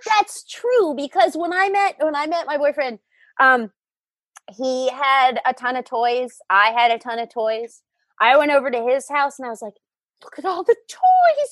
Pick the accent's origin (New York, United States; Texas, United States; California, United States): New York, United States; Long Island; moved away; I grew up on Long Island